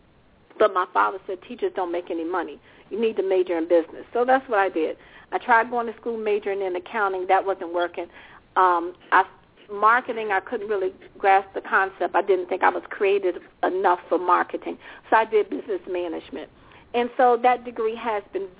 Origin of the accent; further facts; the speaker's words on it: Richmond, Virginia, United States; also born or lived in Washington, D.C.; In my youth, I kind of grew up somewhere everywhere because my father was in the military, but I primarily remember growing up in Richmond, Virginia, which is where I reside now.